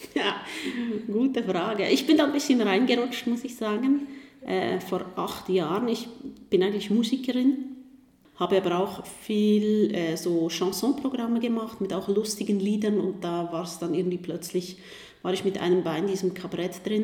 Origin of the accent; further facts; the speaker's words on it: Switzerland; Als Schweizerin